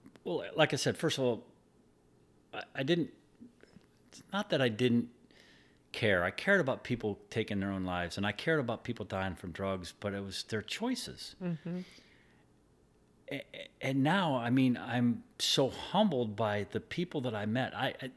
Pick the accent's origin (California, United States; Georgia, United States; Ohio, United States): Ohio, United States; also born or lived in Michigan; That's what brought us to Pennsylvania. I'm from Ohio and Michigan, a bunch of other states.